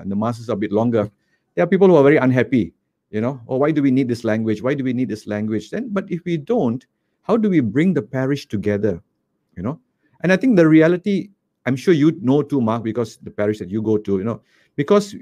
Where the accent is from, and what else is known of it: Malaysia; born or raised there; also born or lived in Kuala Lumpur